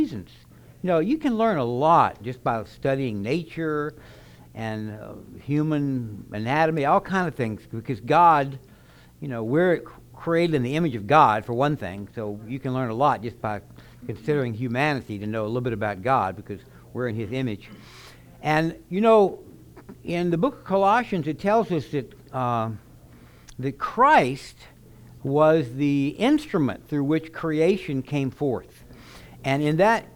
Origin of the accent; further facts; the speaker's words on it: Baton Rouge, Louisiana, United States; now in Oklahoma, United States; I'm from Baton Rouge, so I know about no winters. But now I live in Oklahoma, so I also know about winters.